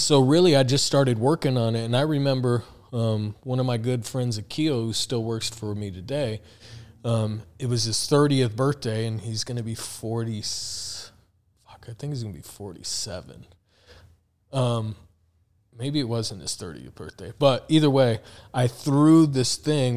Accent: Tucson, Arizona, United States; also born or lived in Phoenix; came to Phoenix because I'm from Tucson

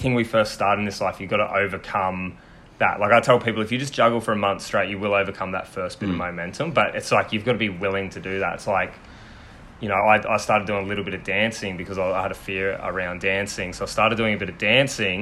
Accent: Sunshine Coast, Queensland, Australia; also born or lived in Victoria; so since I was about three, I've lived here

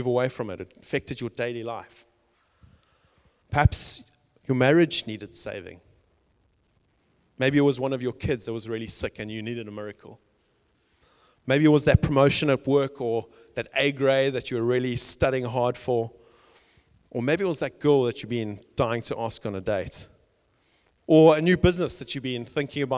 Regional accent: South Africa; I grew up in South Africa, you can probably tell by the accent

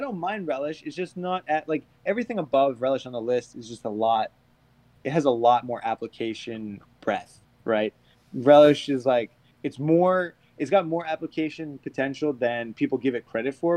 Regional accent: just outside of Boston, Massachusetts, United States; I grew up just outside of Boston, closer to Boston than the rest of the Boston boys

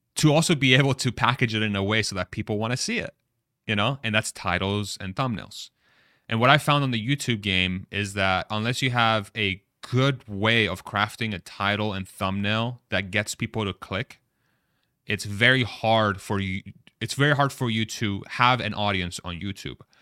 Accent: Texas, United States; I'm from Texas.

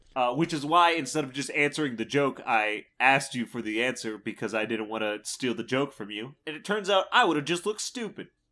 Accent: Midwest, United States; as a Midwesterner

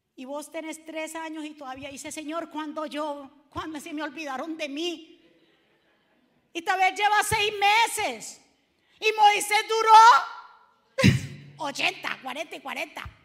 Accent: Cali, Valle del Cauca, Colombia; accent: caleño; me salió lo caleño

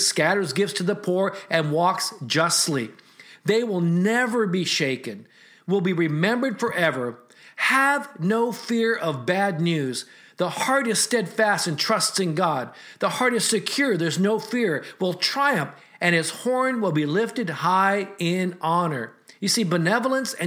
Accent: United States; As an American with Asian descent

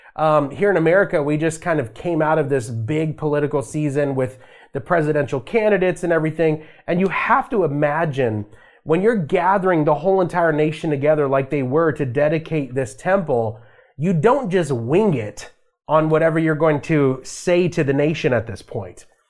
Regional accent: Las Vegas, Nevada, United States; I grew up in a Christian home, um, in Las Vegas, Nevada. So I'm from Vegas.

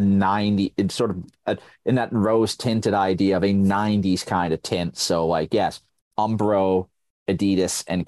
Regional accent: Sheffield, Yorkshire and the Humber, United Kingdom; my hometown club of Sheffield United

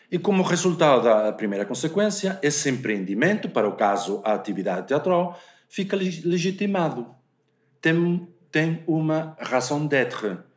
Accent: Galicia, Spain; o teatro feito na Galiza, que eh, de onde eu venho e, eh, por acaso, de onde nós dois vimos.

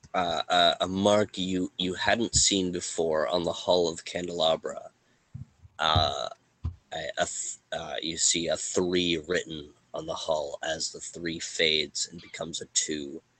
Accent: Canada; we're Canadian

